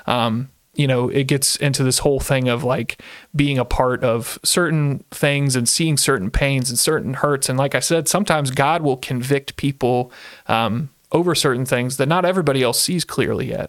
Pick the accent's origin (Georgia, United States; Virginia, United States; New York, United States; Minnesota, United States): Virginia, United States; Central; moved away as an adult; now in Ohio, United States; I grew up in Central Virginia